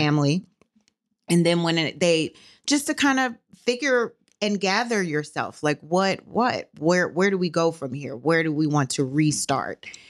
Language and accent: English; New Orleans, Louisiana, United States; moved away as an adult; now in Fort Worth, United States; I'm from New Orleans. I'm born and raised in New Orleans, but I have Texas roots